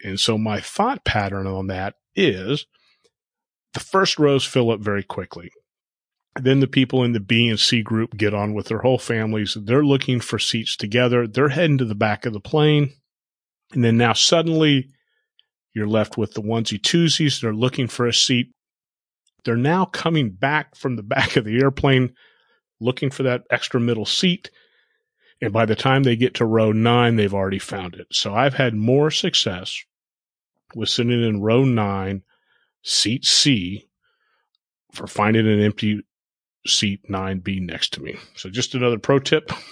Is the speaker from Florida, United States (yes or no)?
yes; South Florida, United States; moved away; also born or lived in Texas; growing up in South Florida and living there a couple different times